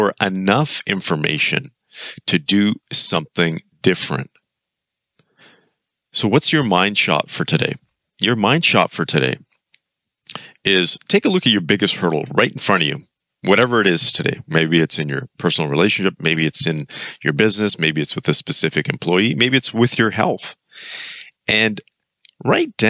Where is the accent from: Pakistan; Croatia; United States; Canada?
Canada; Kelowna, British Columbia; moved away; I'm actually back in my hometown, Kelowna, British Columbia.